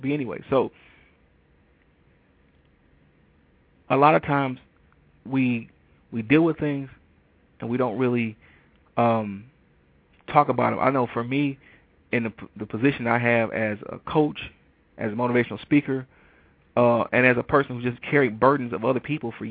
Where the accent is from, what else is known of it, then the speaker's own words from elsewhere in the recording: Detroit, Michigan, United States; moved away as an adult; also born or lived in Ann Arbor, Michigan; now in Atlanta, United States; I moved from Detroit, Michigan to Atlanta, Georgia. You know, I actually moved on my 28th birthday. And I had never really been that far away from home